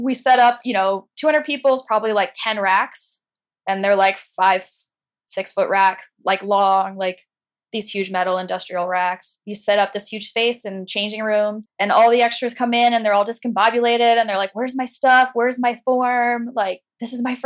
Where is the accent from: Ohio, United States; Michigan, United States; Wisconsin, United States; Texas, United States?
Ohio, United States; an hour north of Cincinnati, near Miami University of; now in New York, United States; I grew up in like a really rural area